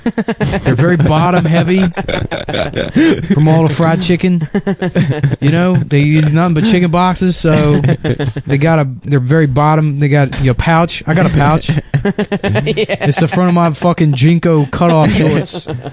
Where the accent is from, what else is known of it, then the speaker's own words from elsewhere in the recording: Texas, United States; Well, we're from Texas.